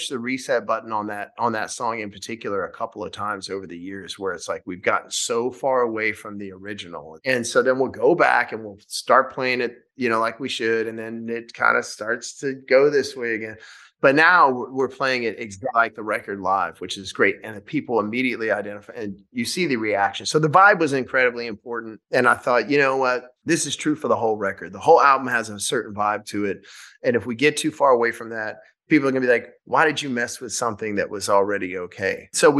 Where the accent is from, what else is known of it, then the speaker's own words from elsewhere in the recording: Shreveport, Louisiana, United States; we filmed the first night of the tour in my hometown of Louisiana in Shreveport.